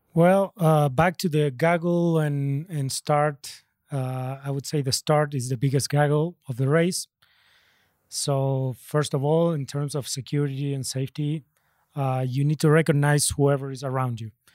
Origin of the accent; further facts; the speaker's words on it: Argentina; I'm from Argentina